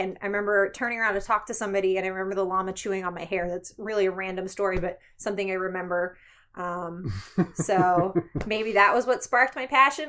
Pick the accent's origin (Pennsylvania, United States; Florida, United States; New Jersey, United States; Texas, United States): Pennsylvania, United States; Philadelphia; I grew up right outside of Philadelphia, so America's first zoo there, Philadelphia Zoo.